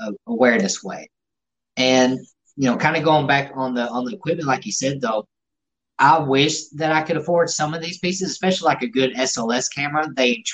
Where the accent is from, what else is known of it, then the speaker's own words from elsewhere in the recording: the South, United States; We're from the South